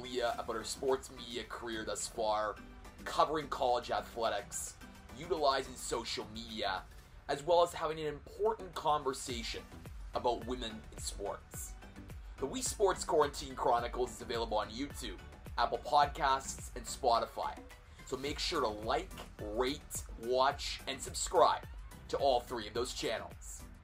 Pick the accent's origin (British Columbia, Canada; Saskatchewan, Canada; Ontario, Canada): Ontario, Canada; Toronto; I'm from Toronto, which is always considered to be Canada's version of New York.